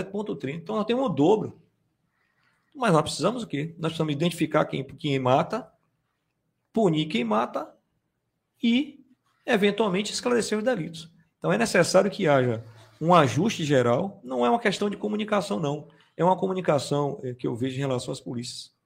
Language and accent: Portuguese; Salvador, Bahia, Brazil; Eu vim é, da periferia de Salvador.